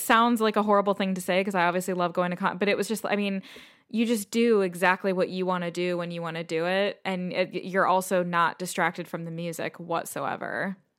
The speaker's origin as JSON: {"language": "English", "country": "United States", "moved": "as an adult", "lives_now": "United Kingdom", "said": "I am American, but I've been living in the U K for five years."}